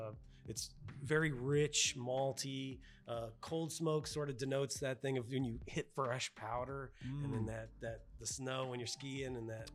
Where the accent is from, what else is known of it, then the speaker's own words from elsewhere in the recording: Missoula, Montana, United States; now in Murfreesboro, United States; I'm originally from Missoula, Montana